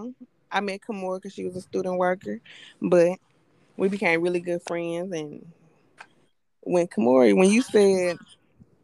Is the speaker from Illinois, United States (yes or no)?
yes; East St. Louis, Illinois, United States; now in Jackson, United States; I am originally from East St. Louis, Illinois, but now I reside in Jackson, Tennessee.